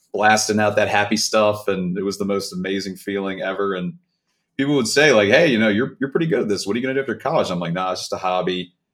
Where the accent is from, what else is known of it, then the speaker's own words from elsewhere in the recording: Baltimore, Maryland, United States; now in Atlanta, United States; So I'm originally from Baltimore, Maryland